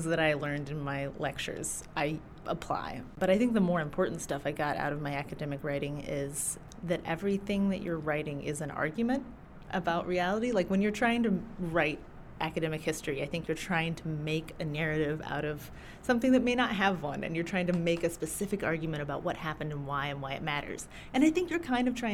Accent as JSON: {"language": "English", "town": "Bowling Green", "region": "Kentucky", "country": "United States", "tie": "born or raised there", "also_born_or_lived": "Maine", "said": "I grew up mostly in Kentucky, in a big old farm outside of Bowling Green"}